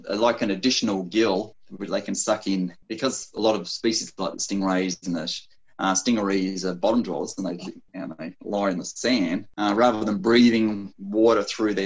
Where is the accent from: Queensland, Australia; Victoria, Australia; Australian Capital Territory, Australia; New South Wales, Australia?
New South Wales, Australia; Sydney; I grew up in Sydney